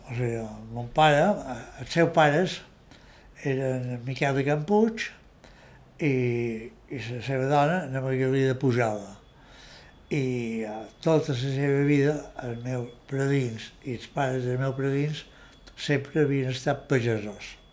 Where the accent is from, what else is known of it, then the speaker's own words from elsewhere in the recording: Annemasse, Auvergne-Rhône-Alpes, France; born there; Jo vaig néixer a França, a Anamàs, poble fronterís en Ginebra, de Suïssa, dia 15 de febrer de l'any 1939, perquè mon pare era un emigrant